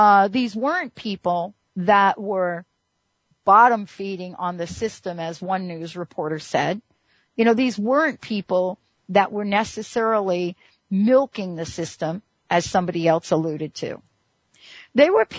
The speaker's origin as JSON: {"language": "English", "region": "New York", "country": "United States", "tie": "born or raised there", "said": "I grew up in New York"}